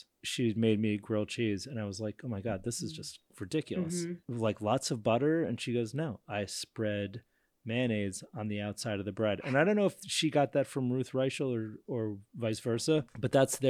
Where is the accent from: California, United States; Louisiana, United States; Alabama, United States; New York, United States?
New York, United States; As a New Yorker, it's maybe a Woody Allen movie